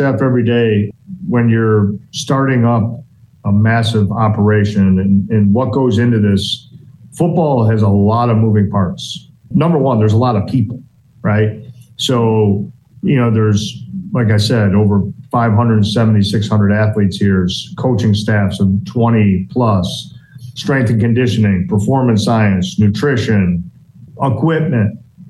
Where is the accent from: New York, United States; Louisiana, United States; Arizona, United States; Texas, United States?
New York, United States; I'm from New York